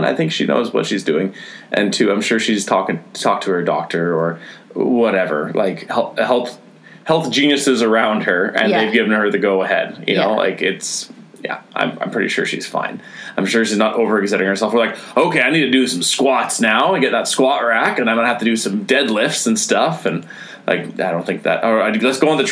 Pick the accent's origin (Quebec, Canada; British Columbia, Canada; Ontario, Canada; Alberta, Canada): Alberta, Canada; Grimshaw; I'm from fucking Grimshaw, Alberta.